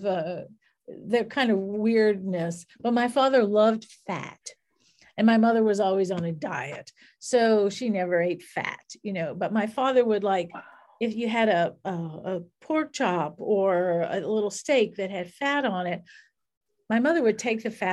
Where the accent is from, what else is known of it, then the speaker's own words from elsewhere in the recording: New Orleans, Louisiana, United States; growing up in New Orleans, where food was everywhere